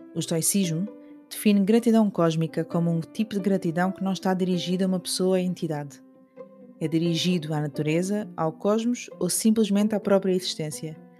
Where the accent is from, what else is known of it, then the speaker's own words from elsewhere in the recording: Algarve, Portugal; minha infância no Algarve